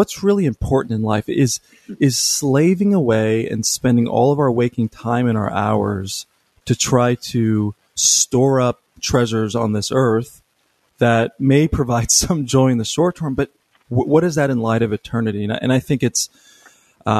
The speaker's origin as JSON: {"language": "English", "country": "United States", "said": "this just comes from being an American"}